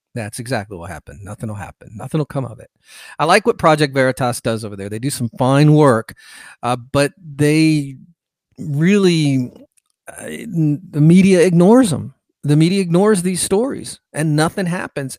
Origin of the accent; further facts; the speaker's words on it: California, United States; moved away as an adult; also born or lived in Bay Area, California; now in Georgia, United States; I'm from California originally, was born there, lived there for a large part of my life